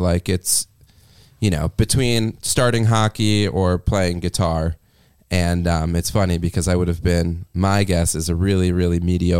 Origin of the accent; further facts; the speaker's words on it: New Haven, Connecticut, United States; Well, it's funny because when I was growing up, I grew up like right outside New Haven, and Yale hockey was like a really big program for, you know, youth hockey for a lot of people.